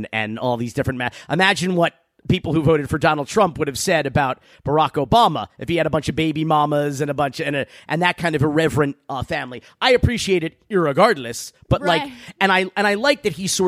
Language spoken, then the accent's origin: English; Miami, Florida, United States; growing up in Miami